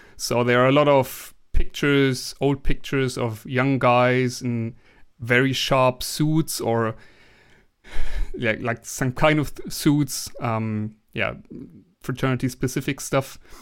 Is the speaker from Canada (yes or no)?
no; Germany; English is a second language; I'm from Germany